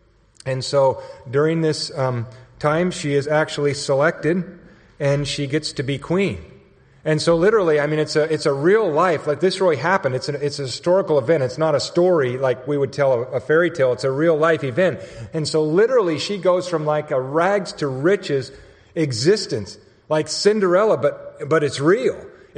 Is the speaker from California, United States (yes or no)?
yes; San Luis Obispo, California, United States; now in Texas, United States; I came actually from California, San Luis Obispo area.